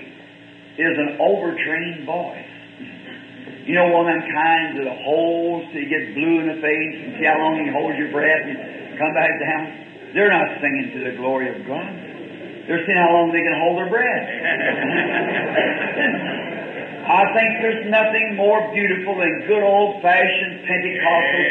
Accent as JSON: {"language": "English", "region": "the South", "country": "United States", "said": "I'm a Southerner"}